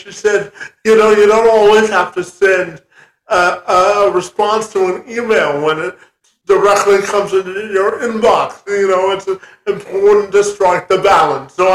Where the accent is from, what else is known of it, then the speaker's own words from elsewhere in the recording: Canada; I'm Canadian